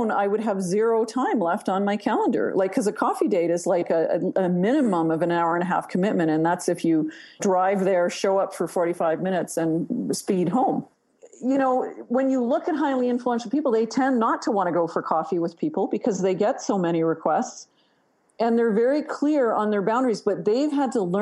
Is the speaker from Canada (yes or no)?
yes; Canada; You can tell I'm Canadian